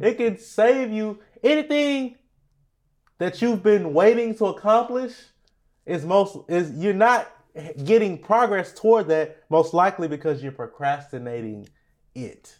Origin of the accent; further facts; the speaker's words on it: Beaumont, Texas, United States; We're from Beaumont, Texas.